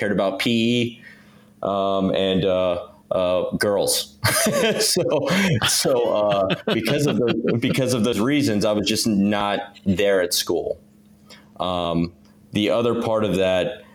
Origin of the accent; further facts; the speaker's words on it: Virginia Beach, Virginia, United States; I grew up in Virginia Beach